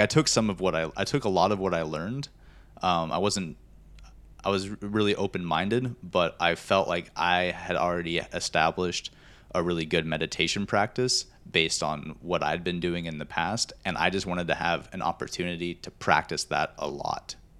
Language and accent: English; Montana, United States; growing up in Montana, I love being outdoors